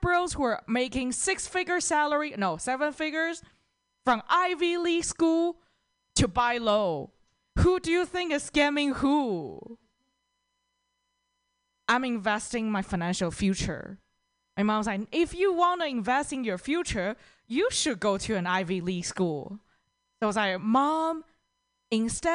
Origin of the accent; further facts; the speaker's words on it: Toronto, Ontario, Canada; from Toronto